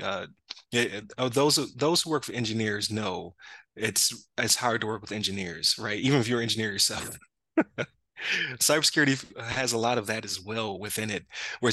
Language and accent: English; Buffalo, New York, United States; I'm from Buffalo, so I used to go across the Rainbow Bridge back in the day